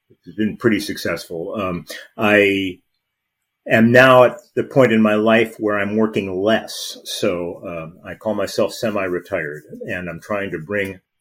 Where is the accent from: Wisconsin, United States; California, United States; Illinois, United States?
California, United States; Los Angeles; I grew up in Los Angeles